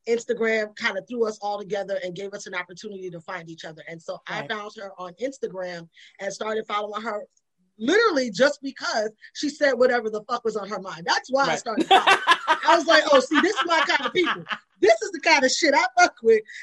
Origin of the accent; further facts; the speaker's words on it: New York City, New York, United States; I was Latino whether I wanted to be or not, because I grew up in the Bronx